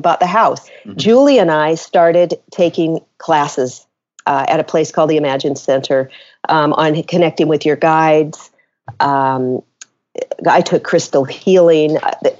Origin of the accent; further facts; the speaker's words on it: Seattle, Washington, United States; moved away as an adult; also born or lived in Los Angeles, California / Chicago, Illinois; I moved from my hometown of Seattle, Washington, down to Los Angeles